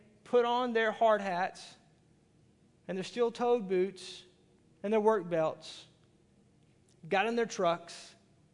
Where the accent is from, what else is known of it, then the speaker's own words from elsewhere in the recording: Arkansas, United States; I'm from Arkansas